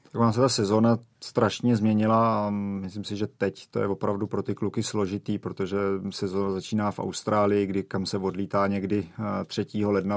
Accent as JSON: {"language": "Czech", "country": "Czechia", "said": "u nás v Čechách"}